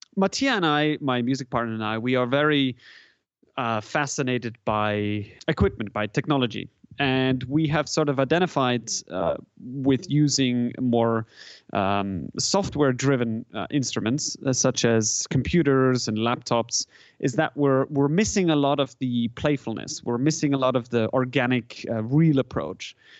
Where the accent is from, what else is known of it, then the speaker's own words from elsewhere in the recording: German-speaking Switzerland, Switzerland; first language German; English is a second language; moved away as an adult; now in San Francisco, United States; I grew up in Switzerland. I grew up in the German part of Switzerland. So, you know, German is, is kind of my native, um, language in a sense